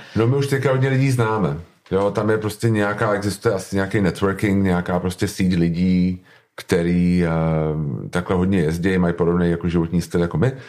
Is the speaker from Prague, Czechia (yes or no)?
yes; Prague, Czechia; jsem z Prahy